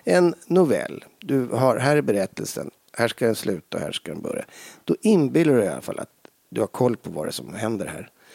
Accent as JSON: {"language": "Swedish", "town": "Stockholm", "region": "Stockholm County", "country": "Sweden", "tie": "born or raised there", "said": "jag är uppvuxen på Lilla Essingen i Stockholm"}